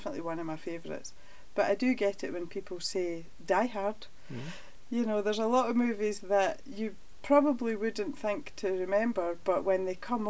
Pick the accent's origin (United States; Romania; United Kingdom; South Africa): United Kingdom; Stirling, Scotland; I really love my hometown of Stirling